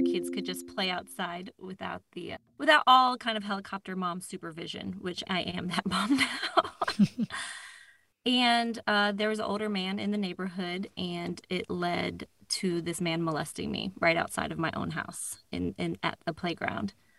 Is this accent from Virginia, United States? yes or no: yes; Northern Virginia, United States; I'm from Northern Virginia.